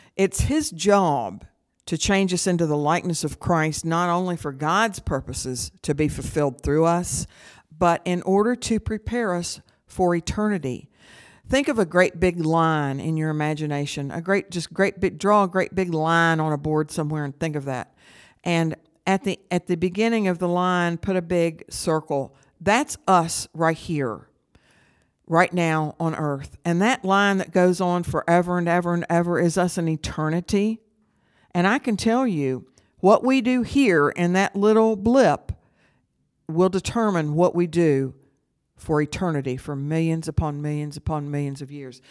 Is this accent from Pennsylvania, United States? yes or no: no; St. Albans, West Virginia, United States; I grew up in Saint Albans, West Virginia